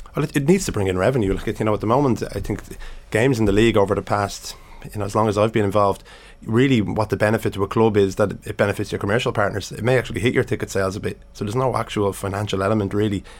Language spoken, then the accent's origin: English; Dublin, Leinster, Ireland; I grew up in Finglas